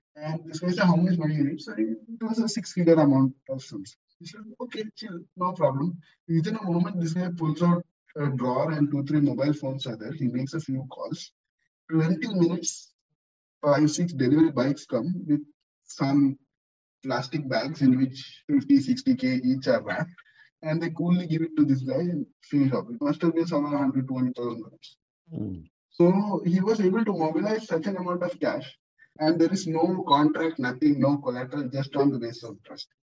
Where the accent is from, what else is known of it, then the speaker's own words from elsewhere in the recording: India; now in Dubai, United Arab Emirates; I'm Indian by culture